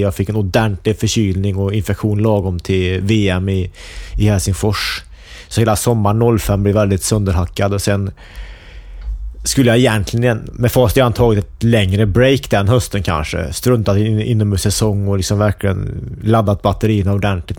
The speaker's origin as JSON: {"language": "Swedish", "town": "Forshaga", "region": "Värmland", "country": "Sweden", "tie": "born or raised there", "said": "jag växte upp i Forshaga"}